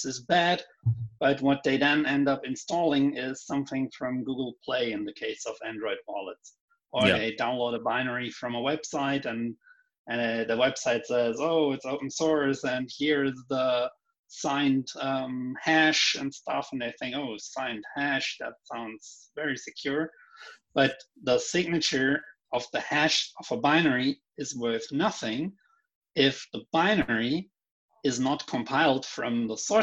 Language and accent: English; Germany; moved away as an adult; now in Viña del Mar, Chile; I'm now in Chile, and I'm born in Germany.